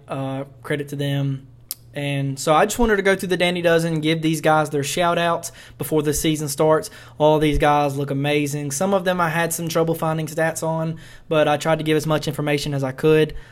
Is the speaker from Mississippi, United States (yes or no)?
yes; Mississippi, United States; I'm from Mississippi